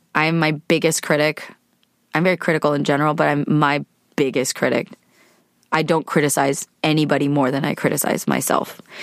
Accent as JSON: {"language": "English", "region": "California", "country": "United States", "tie": "born or raised there", "said": "I am a California woman. grew up in the States to immigrant parents. I'm Korean American, so I had Korean parents"}